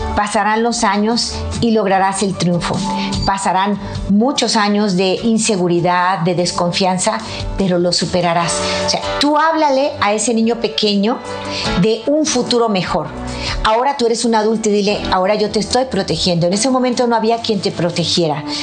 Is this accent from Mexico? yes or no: yes; Mexico; mi país, México